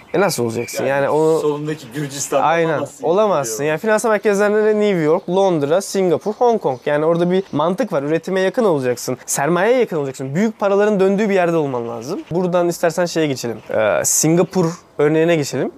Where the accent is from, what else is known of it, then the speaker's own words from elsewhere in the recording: Turkey; bizim eğitim sistemimiz kötü ama rahat da büyüdük